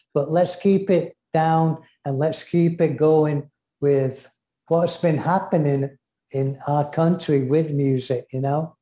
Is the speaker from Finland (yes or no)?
no; England, United Kingdom; I'm English